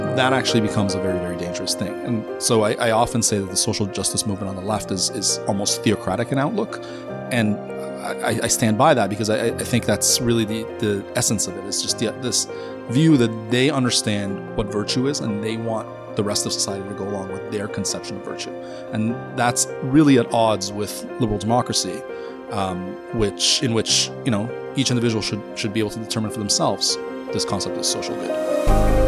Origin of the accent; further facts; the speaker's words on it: Toronto, Ontario, Canada; also born or lived in Iran; I grew up in North York, um, in, uh, around Bayview and, and Steeles area